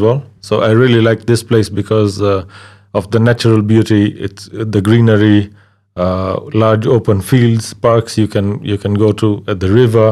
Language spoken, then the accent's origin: English; Kisumu, Kisumu County, Kenya; also born or lived in Tanzania; now in Slovakia; I've just grown up in Kenya and I'm a Kenyan now